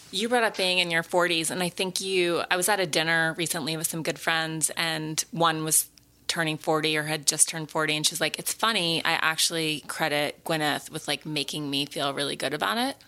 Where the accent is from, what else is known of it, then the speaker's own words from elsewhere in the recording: Montana, United States; growing up in Montana